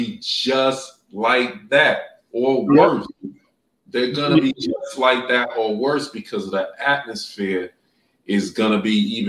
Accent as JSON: {"language": "English", "region": "New York", "country": "United States", "moved": "yes", "said": "And I'm coming straight from New York, where you got skyscrapers and concrete."}